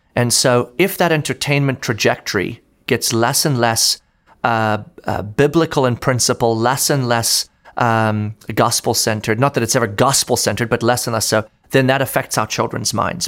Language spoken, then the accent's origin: English; South Africa; now in Orlando, United States; I grew up in South Africa, actually. Um, born and raised there